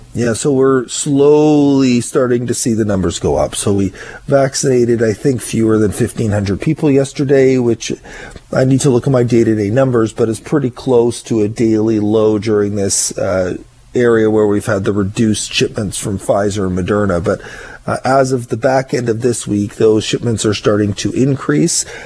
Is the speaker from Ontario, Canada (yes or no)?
yes; Ottawa, Ontario, Canada; now in Victoria, Canada; I grew up in Ottawa. I am used to the snow.